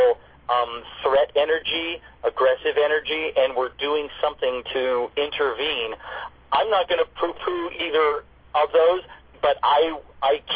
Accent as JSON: {"language": "English", "town": "Newport Beach", "region": "California", "country": "United States", "tie": "born or raised there", "said": "I grew up here in Newport Beach on the waterfront"}